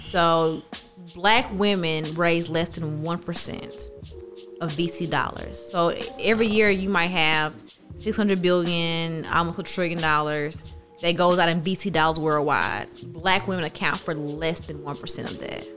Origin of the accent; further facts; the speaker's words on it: Terry, Mississippi, United States; I grew up in Terry